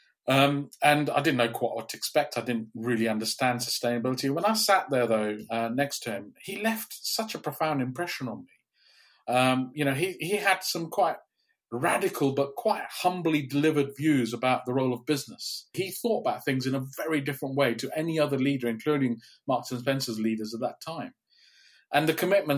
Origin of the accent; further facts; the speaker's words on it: Kenya; also born or lived in India; now in Cambridge, United Kingdom; I grew up in Kenya